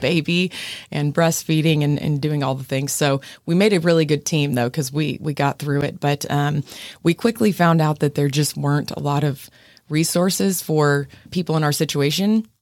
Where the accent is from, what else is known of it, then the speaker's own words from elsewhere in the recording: Midland, Texas, United States; moved away as an adult; also born or lived in Fort Worth, Texas; now in San Antonio, United States; I'm from Midland